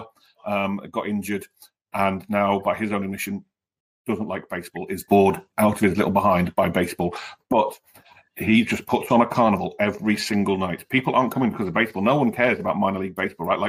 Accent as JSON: {"language": "English", "country": "United Kingdom", "moved": "as an adult", "lives_now": "United States", "said": "as a Brit, where I lived before I moved over here"}